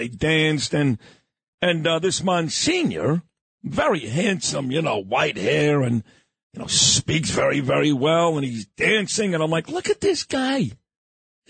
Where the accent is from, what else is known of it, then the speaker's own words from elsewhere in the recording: New York City, New York, United States; I grew up in Brooklyn in the 1970s, and I'm Jewish